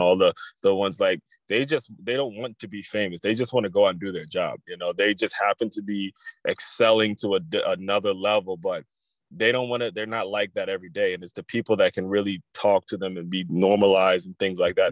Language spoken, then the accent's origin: English; Maryland, United States; I grew up in Maryland